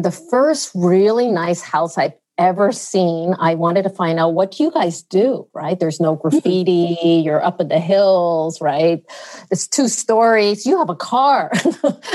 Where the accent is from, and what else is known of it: United States; born or raised there; English is a second language; also born or lived in China